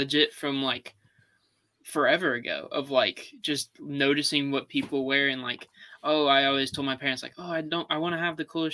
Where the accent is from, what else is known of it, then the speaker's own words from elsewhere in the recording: Charleston, United States; I'm from Charleston